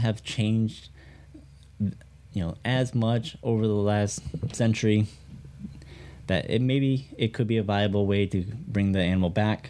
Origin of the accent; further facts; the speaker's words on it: Michigan, United States; back to my home state of Michigan